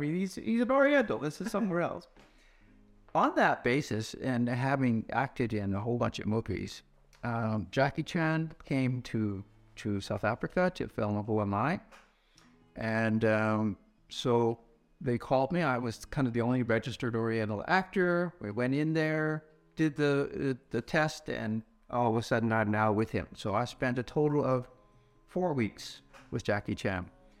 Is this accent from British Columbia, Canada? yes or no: yes; Vancouver, British Columbia, Canada; Well, I was born in Canada, spent most of my time in Vancouver.